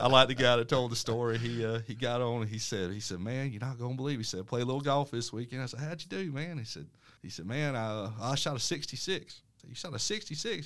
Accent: Dothan, Alabama, United States; I was born and raised here in Dothan

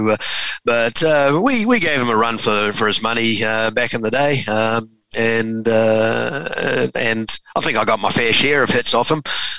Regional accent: Huntly, Waikato, New Zealand; I was born and bred in Huntly in the Waikato.

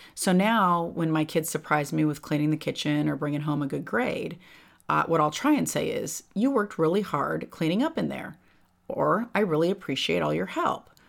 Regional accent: California, United States; moved away as an adult; When I grew up in California, I was in the same, I went th, all through grammar school, high school, with all the same kids

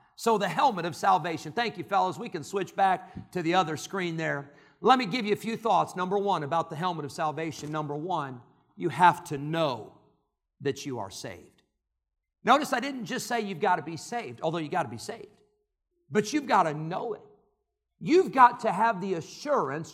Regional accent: Santa Clara, California, United States; I was born in Santa Clara, California

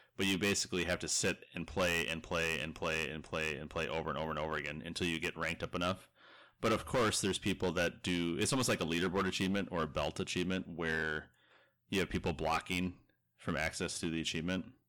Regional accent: Minnesota, United States; I'm from Minnesota

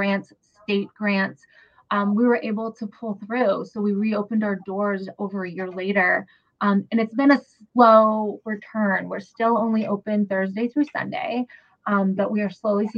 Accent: New Hampshire, United States; I grew up here. I'm Korean. I grew up in New Hampshire

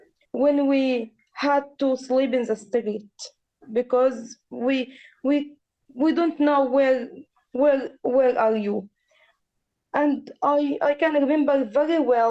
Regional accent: Gaza Strip, Palestine; We are from Gaza

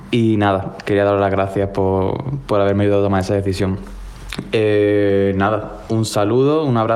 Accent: Málaga, Andalusia, Spain; moved away as an adult; now in Lyon, France; de Málaga otra vez, que he estado mucho tiempo perdido. Eh, y bueno, ya no soy … de Málaga, ahora soy … de Lyon, que no León, de Lyon, de Francia. Me he ido aquí a trabajar

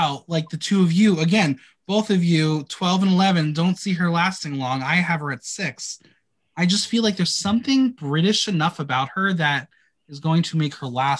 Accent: United States; me being American

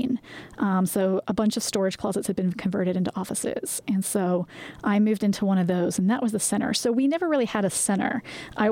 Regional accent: England, United Kingdom; moved away as an adult; now in United States; I'm originally from England

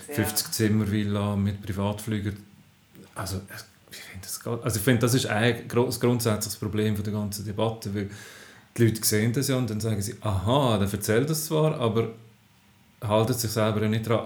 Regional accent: Zofingen region, Aargau, Switzerland; ich komme aus dem Aargau, aus der Region Zofingen.

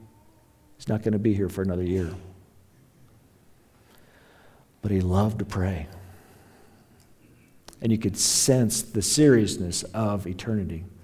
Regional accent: Sterling, Colorado, United States; I was born a long time ago in Logan County Hospital in Sterling, Colorado

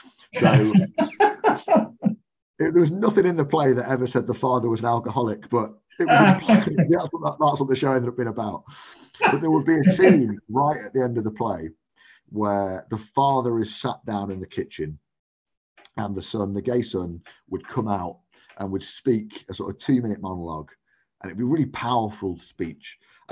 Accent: Stafford, West Midlands, United Kingdom; I used to watch anything that came to Stafford, and I'd go to the Fringe and see as much stuff as I can.

